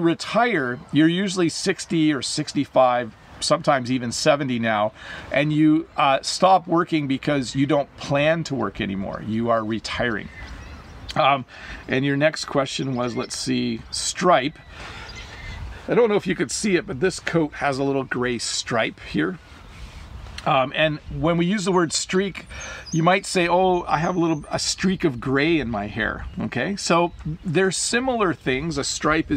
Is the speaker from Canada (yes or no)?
yes; Ontario, Canada; also born or lived in Quebec; as an English-speaking Canadian